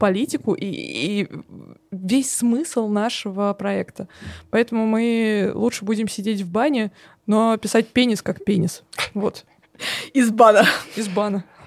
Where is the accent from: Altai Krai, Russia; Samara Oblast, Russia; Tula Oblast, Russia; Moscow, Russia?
Samara Oblast, Russia; Samara; я из Самары